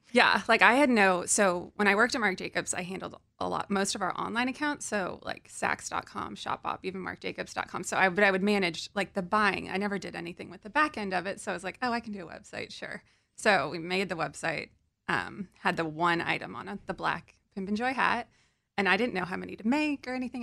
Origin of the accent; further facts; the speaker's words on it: California, United States; also born or lived in New York; I'm from California